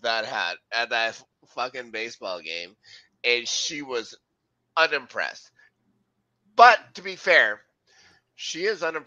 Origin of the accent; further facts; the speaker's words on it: Canada; Being Canadian, we can get knighted because we're Commonwealth